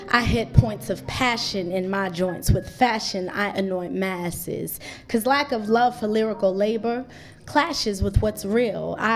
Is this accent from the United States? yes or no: yes; Greensboro, North Carolina, United States; also born or lived in Eswatini; I was born in Swaziland, uh, which is also known as the Kingdom of Eswatini. This is the only remaining absolute monarchy on the African continent. And when I was four years old, my parents decided that they wanted to move us to Greensboro, North Carolina